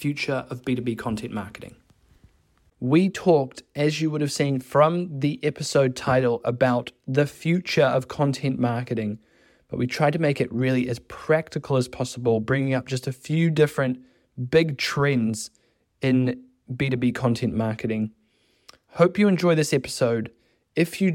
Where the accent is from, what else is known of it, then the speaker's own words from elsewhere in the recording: New Zealand; now in France; you're an expat like me. I'm from New Zealand